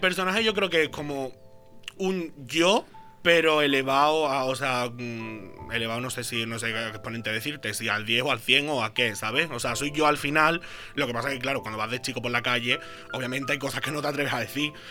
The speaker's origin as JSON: {"language": "Spanish", "town": "Jerez de la Frontera", "region": "Andalusia", "country": "Spain", "moved": "as an adult", "lives_now": "Barcelona, Spain", "said": "yo vengo de Jerez"}